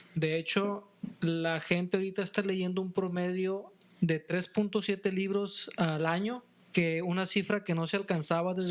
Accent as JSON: {"language": "Spanish", "country": "Mexico"}